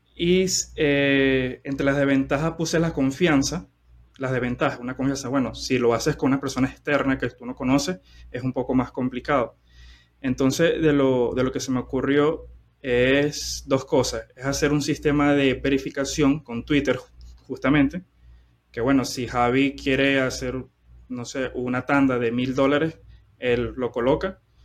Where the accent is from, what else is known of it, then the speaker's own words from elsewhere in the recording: Venezuela; soy de, soy de Venezuela